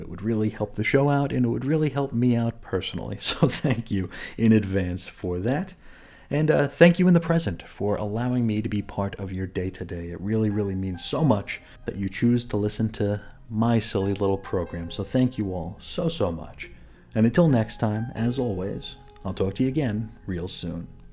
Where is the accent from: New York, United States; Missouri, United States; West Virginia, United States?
New York, United States; I'm from New York